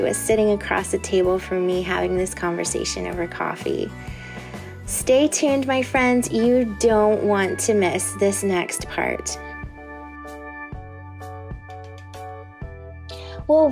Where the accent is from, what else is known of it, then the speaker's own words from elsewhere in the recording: Indiana, United States; growing up in Indiana